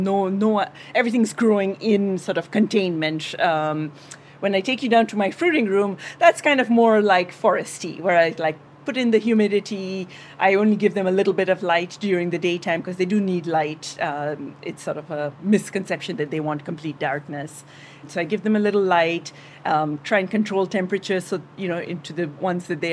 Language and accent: English; Kenya; moved away as an adult; also born or lived in India / Upper Peninsula of Michigan; now in United States; I was born in India, but I grew up in Kenya, in East Africa, all my life